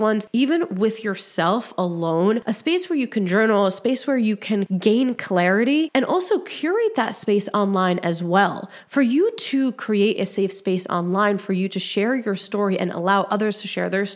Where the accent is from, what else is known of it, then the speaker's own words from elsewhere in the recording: Egypt; I was born in Egypt